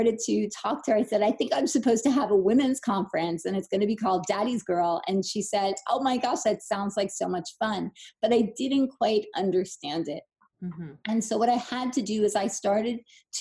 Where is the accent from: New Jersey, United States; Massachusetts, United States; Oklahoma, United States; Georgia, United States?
New Jersey, United States; I'm from New Jersey